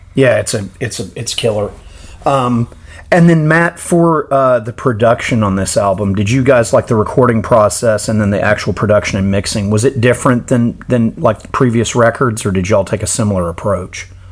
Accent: United States; as an American fan living in a world basically without metal in this country

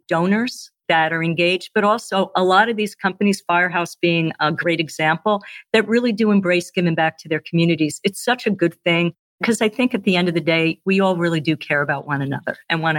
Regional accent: Northeast, United States; And again, I'm from the Northeast, so I've had steak and cheese.

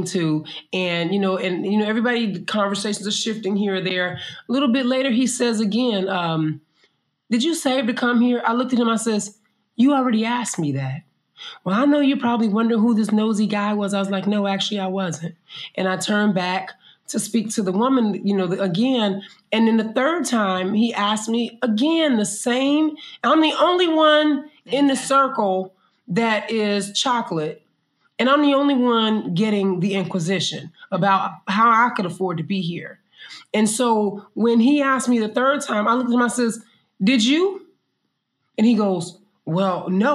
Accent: United States; moved away as an adult; in the States, again, we as Black people, we learned to shift

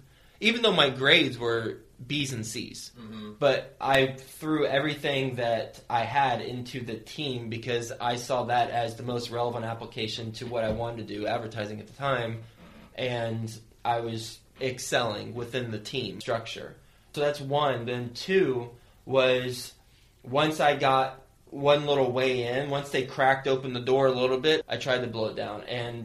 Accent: Lubbock, Texas, United States; moved away as an adult; I moved straight from Texas, so Lubbock, Texas, cows and cotton, to New York City, a bunch of skyscrapers and concrete.

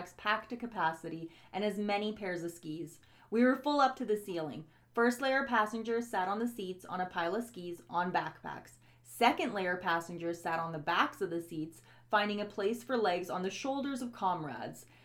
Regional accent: Bosnia & Herzegovina; English is a second language; moved away; English is not my first language. I'm originally from Bosnia

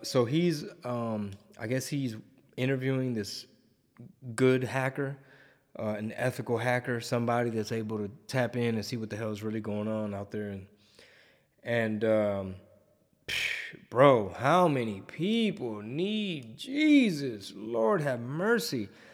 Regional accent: Houston, Texas, United States; it's my hometown.

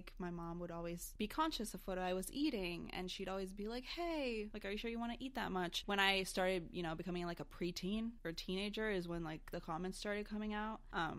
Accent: Brazil; also born or lived in United States; Growing up, I grew up in Brazil, mostly. Well, actually, that's not true. I grew up here and in Brazil.

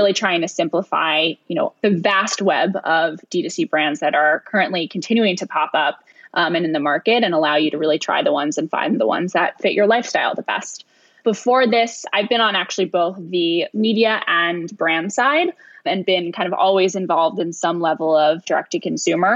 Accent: New York City, New York, United States; I am right now in downtown Manhattan. I actually am born and raised here, so I'm a classic New York City girl

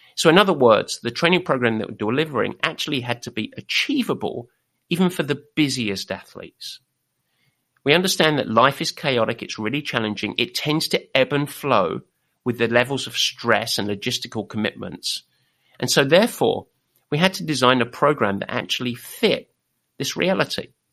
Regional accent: England, United Kingdom; We are English

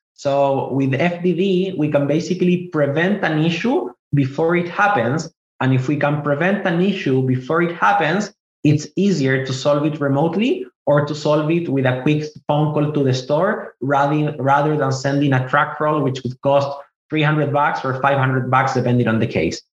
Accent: Chile; moved away as an adult; also born or lived in Israel; now in United States; I was born in Israel. I moved to South America, to Chile specifically, when I was five years old. I grew up in Chile most of my life, and I moved to the US when I was 28

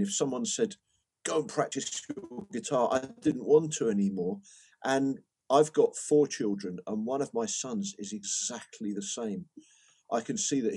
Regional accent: Brighton, South East England, United Kingdom; We got the train up from Brighton, where I grew up

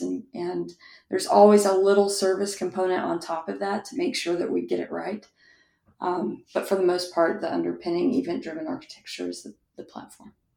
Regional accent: West Texas, United States; I grew up in West Texas

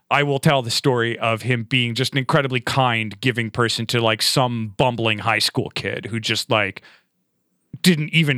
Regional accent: Fairport, New York, United States; moved away; I'm originally from the Rochester, New York area. I grew up in a eastern suburb called Fairport

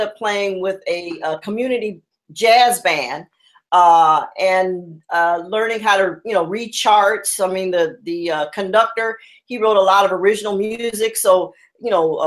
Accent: Los Angeles, California, United States; also born or lived in Chicago; I growing up in the Crenshaw area for me was very family orientated

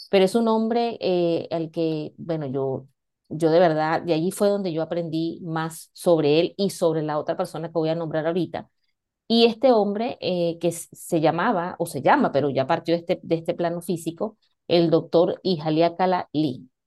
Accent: Venezuela; moved away as an adult; now in Spain; para los que no, no me conocen, pues soy venezolana y tengo aproximadamente cinco, voy para seis años acá en, en España.

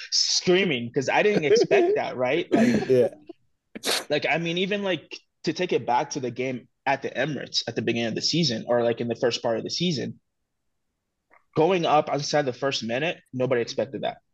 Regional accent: Togo; growing up in Togo

